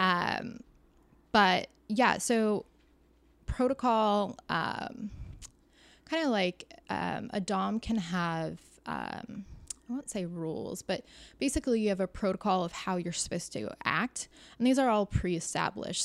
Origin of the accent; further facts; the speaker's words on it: Orange County, California, United States; I'm from Orange County